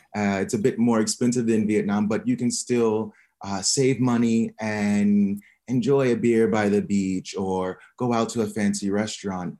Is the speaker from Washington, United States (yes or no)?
no; Omaha, Nebraska, United States; moved away as an adult; also born or lived in Barcelona, Spain; now in Hua Hin, Thailand; I am from Omaha, Nebraska, in the United States.